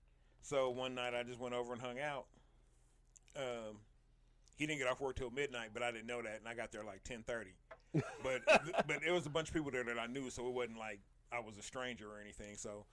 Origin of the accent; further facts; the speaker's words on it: Kansas City, United States; we're from Kansas City.